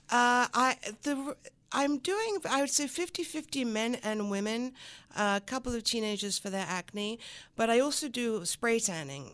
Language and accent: English; the Riviera, Provence-Alpes-Côte d'Azur, France; first language French; English is a second language; moved away as an adult; also born or lived in London / America / Los Angeles; now in Buffalo, United States; moved back to London, where my mother's from, and lived in London until I was about eight and a half. And then at eight and a half, we moved to the south of France, actually, on the Riviera